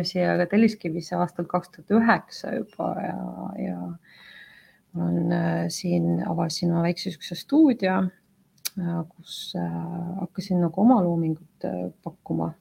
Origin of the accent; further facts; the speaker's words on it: Yekaterinburg, Sverdlovsk Oblast, Russia; now in Tallinn, Estonia; ma olen tegelikult pärit väga suurest linnast nagu Ekaterinburg